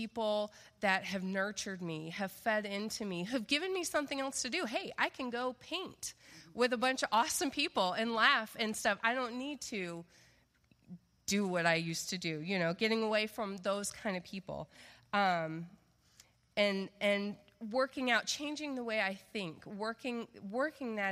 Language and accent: English; the South, United States; moved away; I'm from the South